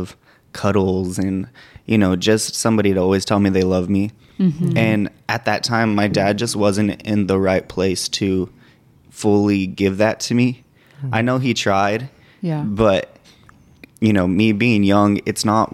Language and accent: English; Santa Fe, New Mexico, United States; I was born in Santa Fe, New Mexico.